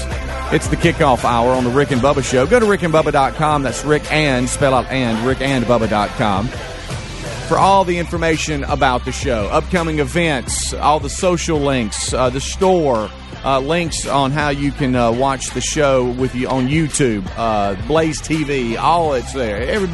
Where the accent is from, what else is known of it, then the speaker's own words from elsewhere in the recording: Gulf Coast, United States; growing up on the Gulf Coast.